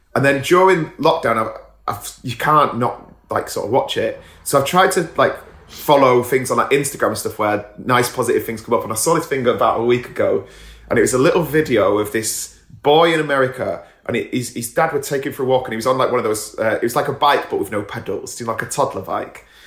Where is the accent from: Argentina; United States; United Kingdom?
United Kingdom; England